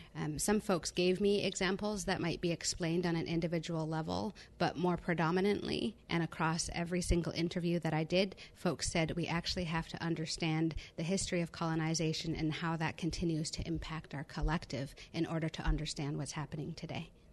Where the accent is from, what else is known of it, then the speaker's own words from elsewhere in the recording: Cowichan Tribes, Vancouver Island, British Columbia, Canada; I'm from the Cowichan tribes on Vancouver Island, British Columbia